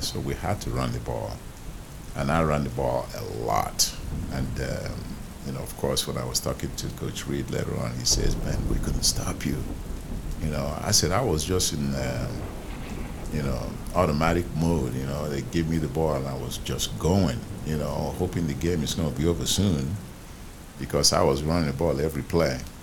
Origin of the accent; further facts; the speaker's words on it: Nigeria; moved away as an adult; now in United States; my hometown in Nigeria